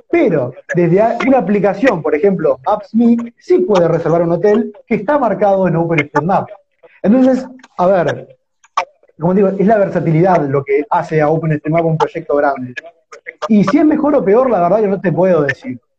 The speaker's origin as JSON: {"language": "Spanish", "town": "López", "country": "Argentina", "said": "yo soy de López, un pueblo de, 1.700 habitantes"}